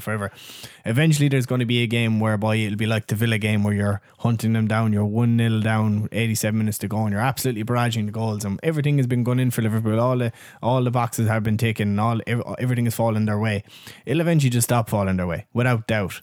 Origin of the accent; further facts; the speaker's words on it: Ireland; we're Irish